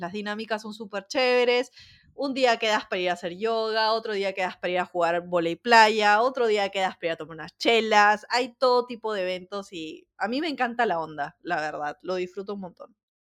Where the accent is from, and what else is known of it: Peru; first language Spanish; moved away as an adult; also born or lived in Croatia; now in Spain